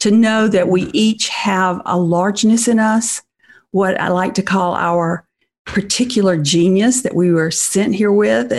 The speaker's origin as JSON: {"language": "English", "region": "Deep South", "country": "United States", "tie": "born or raised there", "said": "growing up in the Deep South in pre-feminism. Mm-hmm. I was raised in a small town"}